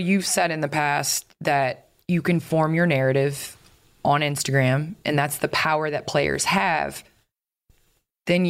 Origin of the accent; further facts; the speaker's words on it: Chicago, Illinois, United States; I grew up in Chicago